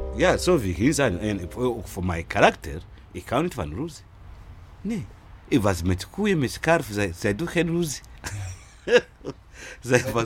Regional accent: Burundi; Dutch is a second language; moved away as an adult; now in Utrecht, Netherlands; Ik uit Burundi, een grens precies van Congo.

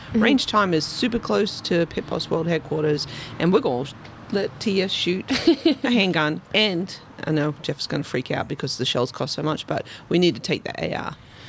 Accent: Australia; Because we're from Australia. We don't shoot guns there.

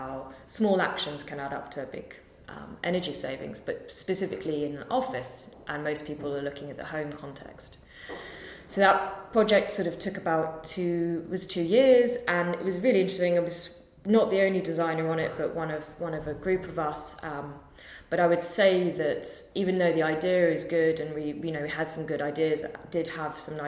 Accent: London, United Kingdom; I'm from London so I could live at home

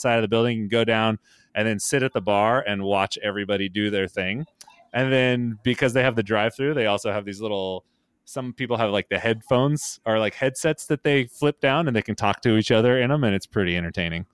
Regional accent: Central Valley, California, United States; growing up in the Central Valley

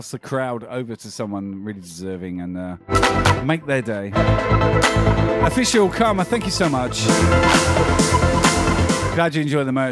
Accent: Brisbane, Queensland, Australia; I'm streaming from Australia. Brisbane is my city.

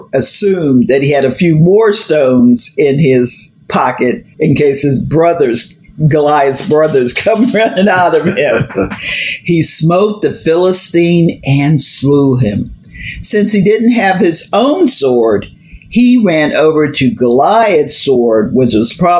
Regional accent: Hazelwood, Pennsylvania, United States; I'm from Hazelwood

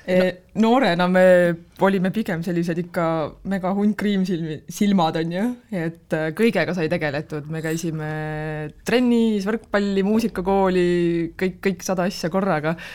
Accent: Türi, Järva County, Estonia; me oleme Türilt pärit ja me lõpetasime seal gümnaasiumi

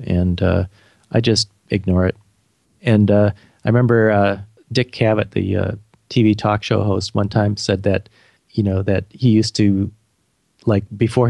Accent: Beloit, Wisconsin, United States; now in St. Paul, United States; I live in St. Paul, Minnesota, which is part of the Twin Cities with Minneapolis. And I'm from a small town in Wisconsin called Beloit. But I've lived in Minnesota most of my life.

